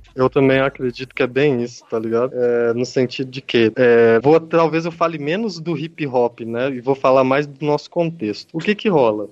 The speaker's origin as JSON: {"language": "Portuguese", "town": "Betim", "region": "Minas Gerais", "country": "Brazil", "moved": "yes", "lives_now": "Paraíba, Brazil", "said": "sou de Minas Gerais, sou de Betim, do lado de Belo Horizonte"}